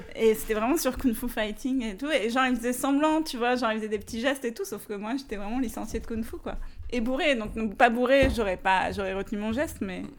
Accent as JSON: {"language": "French", "town": "Paris", "region": "Île-de-France", "country": "France", "said": "je suis une vraie parisienne"}